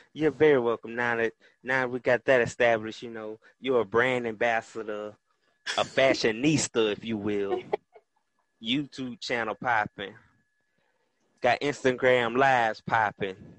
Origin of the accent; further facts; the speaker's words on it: Tallahassee, Florida, United States; I'm from the North Florida area, hailing from Tallahassee, Florida. Shout out to the 850